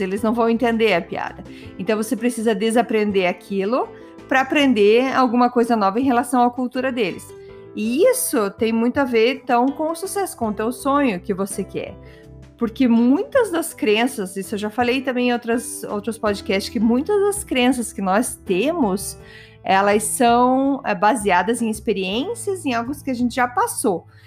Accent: Brazil; moved away; eu tenho super orgulho de ser brasileira

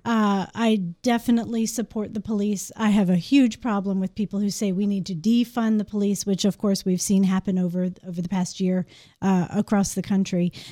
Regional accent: Maryland, United States; moved away as an adult; now in Shepherdstown, United States; I grew up in Maryland

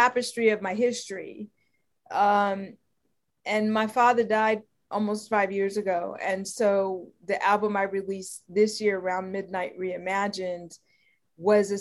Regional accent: Los Angeles, California, United States; I grew up here

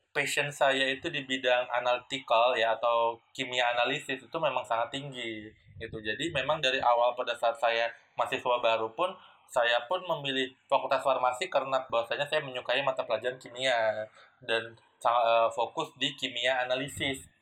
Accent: Medan, North Sumatra, Indonesia; Saya kan orang Medan, kuliah di UI, tapi pertama kali kerja itu di daerah Semarang yang itu mayoritasnya itu uh, orang Jawa semua gitu.

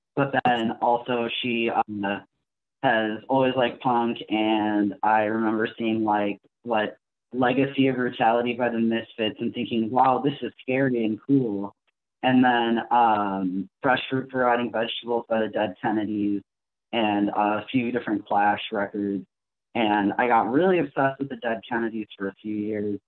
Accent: Southern California, United States; moved away as an adult; now in Milwaukee, United States; I actually grew up in Southern California in the suburbs

